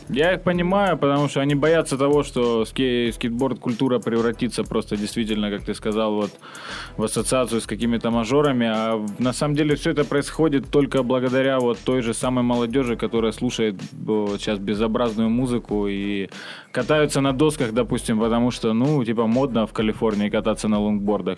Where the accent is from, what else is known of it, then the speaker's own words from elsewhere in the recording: Ukraine; moved away as an adult; now in Saint Petersburg, Russia; я украинец, родом с Украины, живу в Питере вот уже почти 8 лет